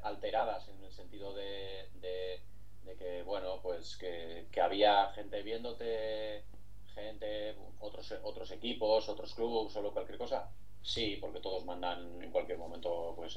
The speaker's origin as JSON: {"language": "Spanish", "town": "Zalla", "region": "Basque Country", "country": "Spain", "tie": "born or raised there", "said": "el equipo de mi pueblo, en este caso el Zaya"}